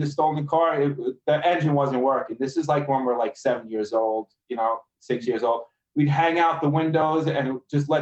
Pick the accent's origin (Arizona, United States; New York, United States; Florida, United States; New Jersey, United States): New York, United States; New York City; moved away as an adult; also born or lived in England; now in Japan; I grew up in Astoria, New York, right by Astoria Park South.